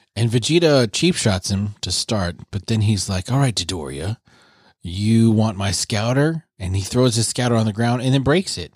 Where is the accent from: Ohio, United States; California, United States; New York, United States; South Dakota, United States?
South Dakota, United States; Vermillion; We grew up in Vermillion, South Dakota